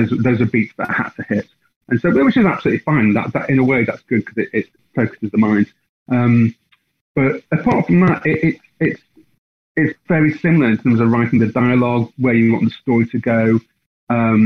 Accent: Blackpool, North West England, United Kingdom; I'm from Blackpool

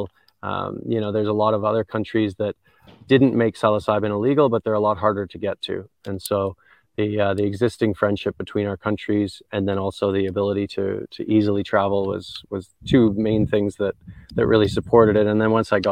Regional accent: Canada; accent: twang; moved away as an adult; now in Jamaica; So I'm a Canadian. You can probably tell from some of my twang

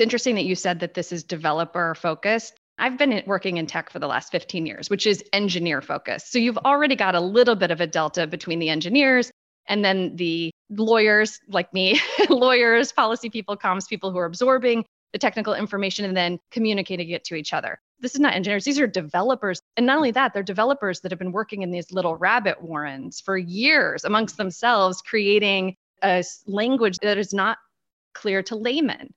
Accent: Washington, District of Columbia, United States; I am talking to you literally from half a mile from the White House. So, quintessential Beltway insider for better or worse. this is my hometown

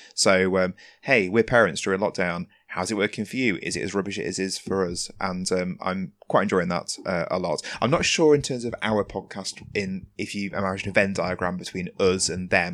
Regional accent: England, United Kingdom; my being English

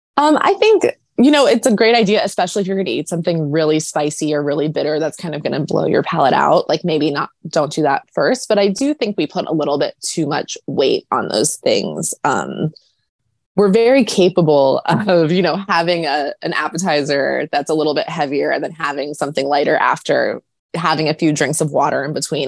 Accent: United States; I'm too American

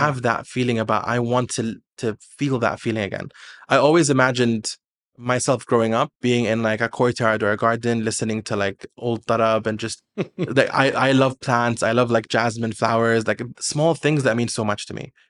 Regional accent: Kuwait

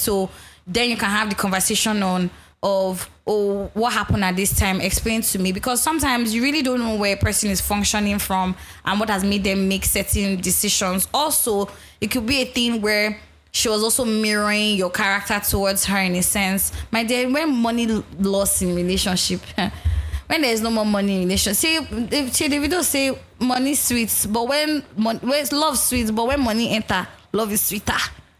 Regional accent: Ghana; now in London, United Kingdom; I'm a Ghanaian that was introduced to this podcast by my Nigerian roommates here in London.

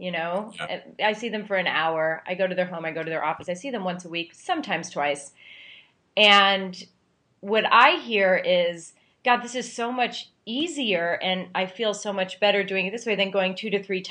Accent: Pennsylvania, United States; I grew up in Pennsylvania, in a small town in Pennsylvania.

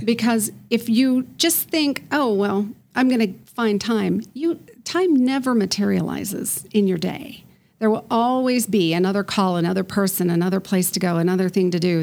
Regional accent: Colorado Springs, Colorado, United States; now in Denver, United States; I grew up in Colorado Springs on the Air Force Academy

